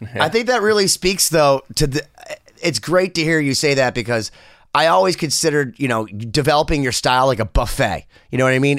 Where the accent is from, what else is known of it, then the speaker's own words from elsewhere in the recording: Boston, Massachusetts, United States; I'm from Boston. I love Boston